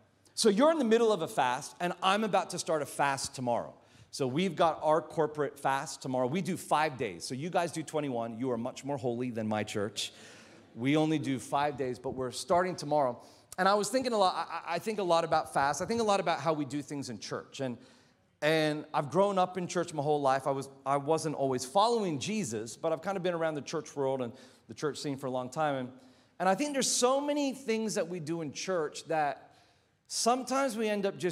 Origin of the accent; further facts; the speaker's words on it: Australia; accent: American; also born or lived in New Zealand; now in Philippines; So that's why I have an American accent, but I promise you I'm Australian. My dad's from Newcastle.